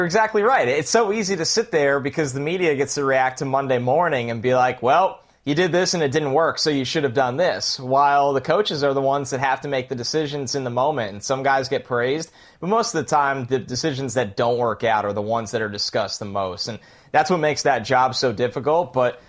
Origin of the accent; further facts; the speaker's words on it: New York, United States; I've been in New York. Yeah, I grew up in New York my entire life